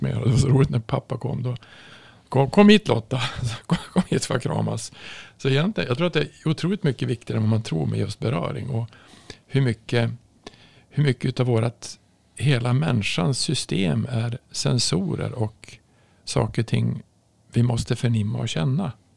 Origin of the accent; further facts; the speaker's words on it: Norrland, Sweden; jag kommer från Norrland